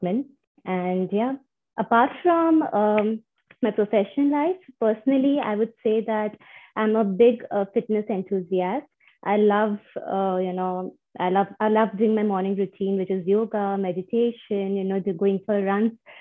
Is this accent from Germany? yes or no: no; Mumbai, Maharashtra, India; moved away as an adult; now in Toronto, Canada; I'm originally from Mumbai, India, born and brought up in Bombay.